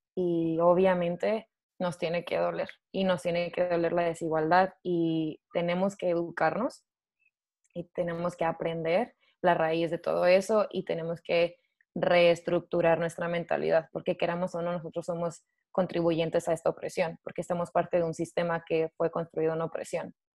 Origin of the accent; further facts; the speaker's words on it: Chihuahua / Juárez, Mexico; moved away as an adult; also born or lived in United States; now in Sydney, Australia; soy mexicana, obviamente, eh, originalmente soy de Chihuahua o de Juárez